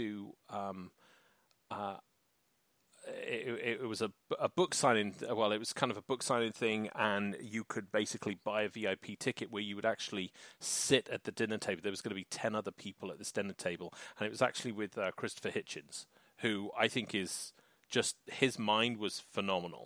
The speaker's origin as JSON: {"language": "English", "country": "United Kingdom", "said": "I'm British"}